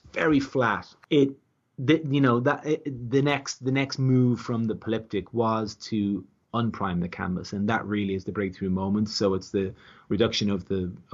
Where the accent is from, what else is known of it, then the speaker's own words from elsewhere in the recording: Ireland; as an Irishman